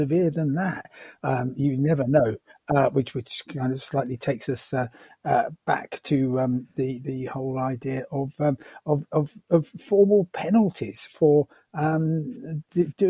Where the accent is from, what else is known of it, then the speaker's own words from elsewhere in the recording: England, United Kingdom; I'm British, very, very English